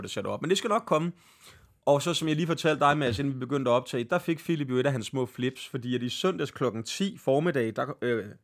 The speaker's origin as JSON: {"language": "Danish", "town": "Greve", "region": "Zealand", "country": "Denmark", "said": "Jeg kommer fra Greve, vi har et spilsted"}